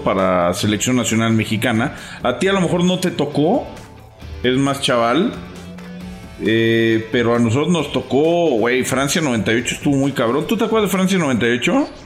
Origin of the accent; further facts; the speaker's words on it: Venezuela; now in Dallas, United States; desde aquí, desde Dallas. Soy venezolano.